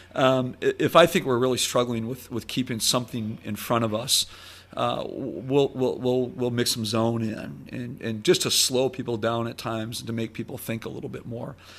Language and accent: English; Sheboygan, Wisconsin, United States; moved away; growing up in Sheboygan